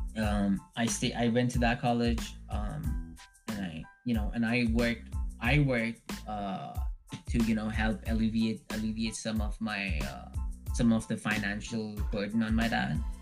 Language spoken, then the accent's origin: English; Dubai, United Arab Emirates; moved away as an adult; also born or lived in India; now in Canada; my home was Dubai. Um, so mm. I grew up there